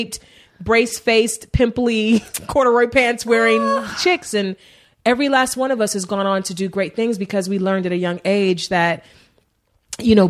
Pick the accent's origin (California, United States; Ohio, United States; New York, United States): Ohio, United States; Cleveland; also born or lived in Warrensville Heights, Ohio; now in Los Angeles, United States; I grew up in East Cleveland